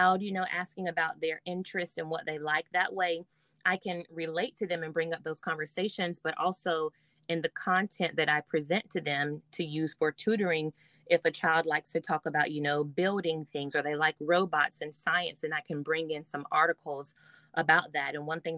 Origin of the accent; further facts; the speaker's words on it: Greenwood, South Carolina, United States; I actually got a job back in my hometown where I grew up in the district that I went through elementary, middle, and high school. So I taught at my first school in Greenwood, South Carolina